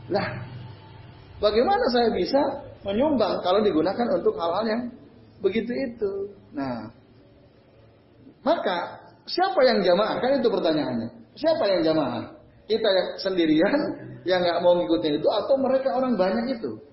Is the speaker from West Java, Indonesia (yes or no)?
no; Kudus, Central Java, Indonesia; termasuk di kampung saya itu di Sampangan itu ya. Wah itu repot juga. Maka kemarin saya nggak datang juga, saya ke Kudus pulang waktu itu kemarin.